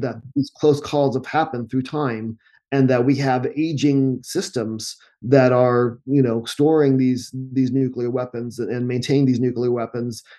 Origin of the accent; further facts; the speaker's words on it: United States; we're English speakers a, and Americans